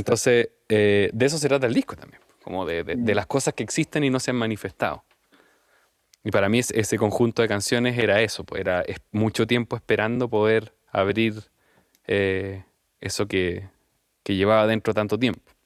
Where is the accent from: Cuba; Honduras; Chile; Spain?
Chile; moved away as an adult; also born or lived in London; yo me fui de Chile em, a estar un rato afuera, qué sé yo, por, por proyectos familiares. Y, mm, y volví